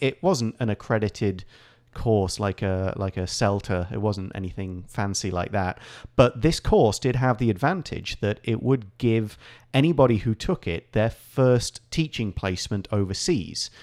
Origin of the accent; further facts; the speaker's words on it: Nottingham, East Midlands, United Kingdom; moved away as an adult; now in Taiwan; company in my hometown, in Nottingham